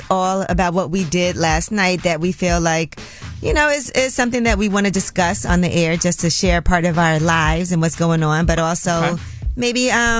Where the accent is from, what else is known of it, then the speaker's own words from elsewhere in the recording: Brooklyn, New York, United States; because I'm from Brooklyn.